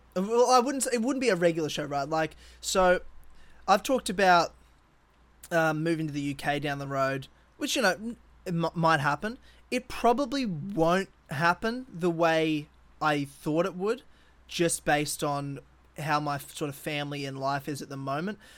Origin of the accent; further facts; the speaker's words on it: Brisbane, Queensland, Australia; my hometown 'cause I love Brisbane